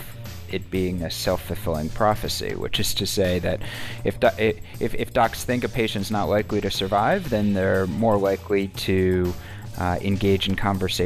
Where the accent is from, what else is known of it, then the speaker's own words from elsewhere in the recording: New Jersey, United States; moved away as an adult; I grew up in North Jersey, right outside Manhattan